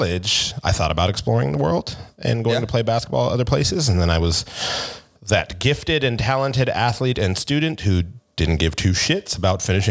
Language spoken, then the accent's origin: English; Seattle, Washington, United States; Seattle. Born and raised.